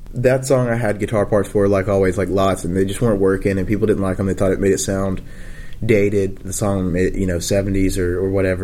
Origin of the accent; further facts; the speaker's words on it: the South, United States; we were from the South